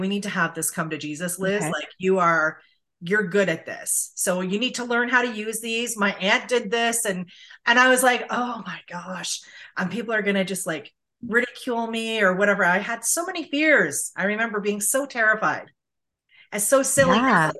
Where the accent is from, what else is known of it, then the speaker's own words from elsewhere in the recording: St. Catharines, Ontario, Canada; I'm from St. Catharines